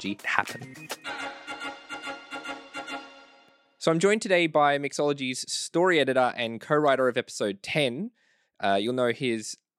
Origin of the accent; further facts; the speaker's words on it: Australia; I'm like a nobody from Australia